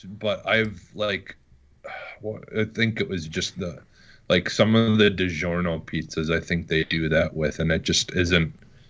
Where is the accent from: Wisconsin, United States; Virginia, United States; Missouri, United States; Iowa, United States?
Wisconsin, United States; I'm also from Wisconsin